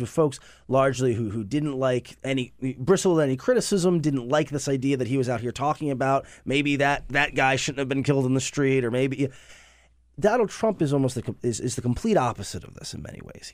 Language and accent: English; Cleveland, Ohio, United States; Cleveland, which is my hometown